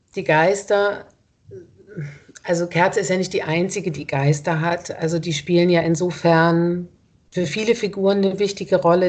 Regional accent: Ulm, Baden-Württemberg, Germany; now in Berlin, Germany; ich komme aus Ulm

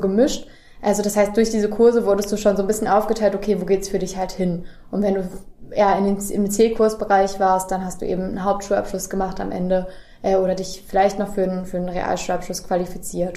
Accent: Göttingen, Lower Saxony, Germany; moved away; also born or lived in Kassel; Ich komme gebürtig aus Göttingen, ähm, habe zwar lange in Kassel gewohnt

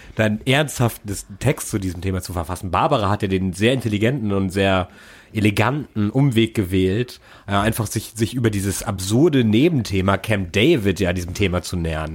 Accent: Germany; als Deutscher

